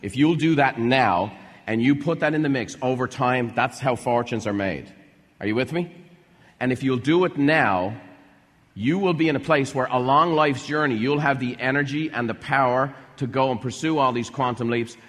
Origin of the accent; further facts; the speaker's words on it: Ireland; I was broke. I was a house painter's son. I was from Ireland. I didn't know anybody with money.